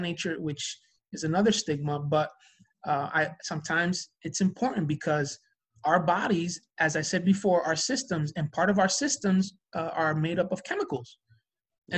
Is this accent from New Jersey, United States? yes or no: yes; New Jersey, United States; we're from Jersey